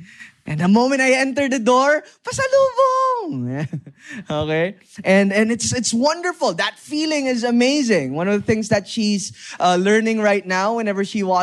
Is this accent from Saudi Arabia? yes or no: no; Lemery, Calabarzon, Philippines; I grew up in Batangas. I grew up in Lemery, Batangas, specifically.